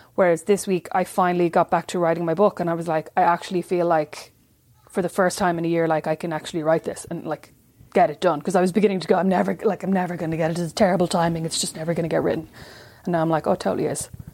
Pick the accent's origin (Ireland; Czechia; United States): Ireland; Kildare, Leinster; moved away; my hard life as a white girl growing up in Kildare